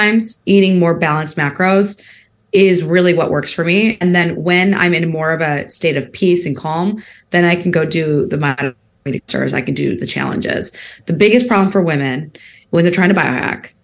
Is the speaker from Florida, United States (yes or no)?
no; Peoria, Illinois, United States; moved away as an adult; also born or lived in Bay Area, California; I spent time in Peoria, Illinois, my hometown